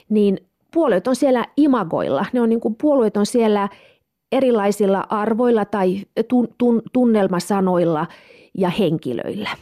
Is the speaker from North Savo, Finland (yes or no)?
no; Kemi, Lapland, Finland; moved away as an adult; also born or lived in Turku / Stockholm; mä oon Kemistä kotoisin. Mä oon tuota, pohjoissuomalainen ja, ja tuota, halusin mahdollisimman kauas kotikaupungista